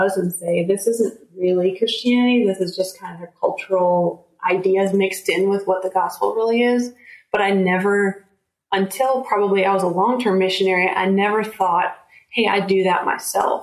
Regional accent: United States; as Americans, we are American church ambassadors.

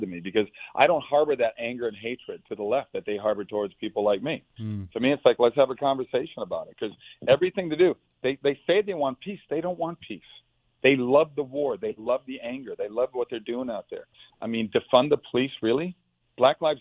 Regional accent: Minnesota, United States; moved away; I grew up in Minnesota

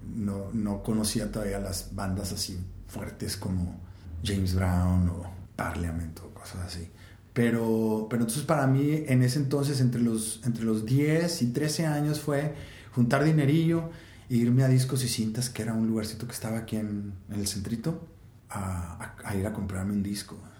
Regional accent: Monterrey, Nuevo León, Mexico; Nací y crecí aquí en Monterrey

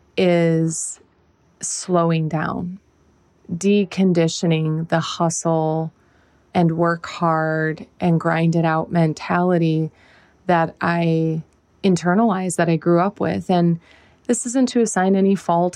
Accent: Whiting, United States; moved away; where I'm from, this is my hometown

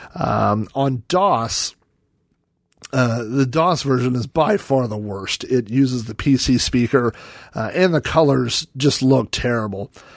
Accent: Oklahoma, United States; I grew up in Oklahoma

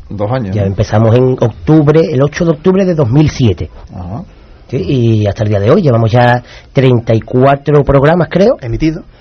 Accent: Cádiz, Andalusia, Spain; aquí en Cádiz, o sea que yo me crié en la plaza de la catedral

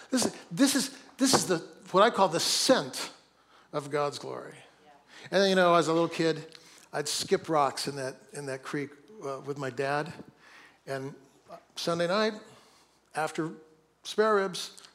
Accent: Seattle, Washington, United States; also born or lived in Oakland; my hometown of Seattle

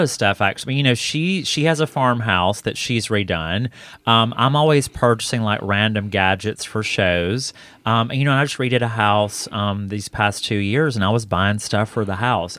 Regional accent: Hokes Bluff, Alabama, United States; moved away as an adult; now in Atlanta, United States; itchy to get out of Hokesbluff, Alabama

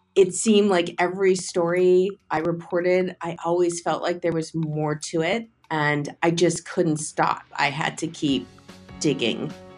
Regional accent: Canada; moved away; I grew up in Canada

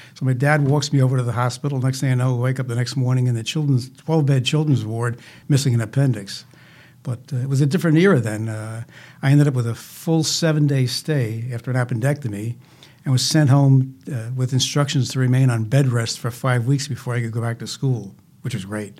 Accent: Jersey City, New Jersey, United States; I was born in Jersey City

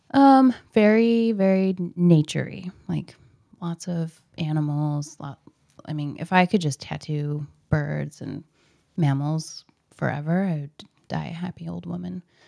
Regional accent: Portland, Oregon, United States; I was born in Portland, so I've been here forever.

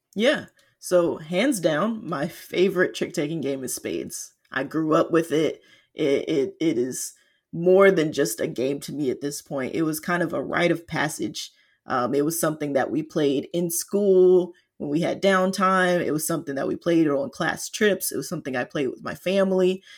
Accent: Atlanta, Georgia, United States; now in Seattle, United States; was born and raised in Atlanta, though currently I'm based in Seattle

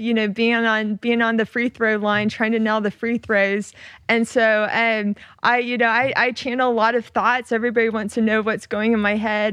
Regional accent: Oklahoma, United States; moved away as an adult; I grew up in Oklahoma

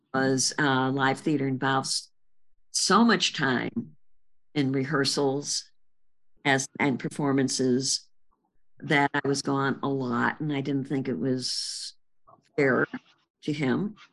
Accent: Chicago, Illinois, United States; in Chicago on the north side, various places on the north side

